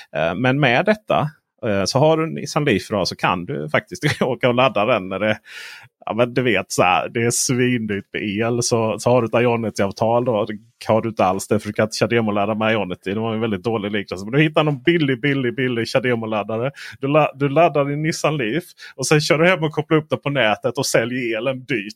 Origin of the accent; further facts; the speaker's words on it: Blekinge, Sweden; Jag är uppvuxen på, i Blekinges skogar.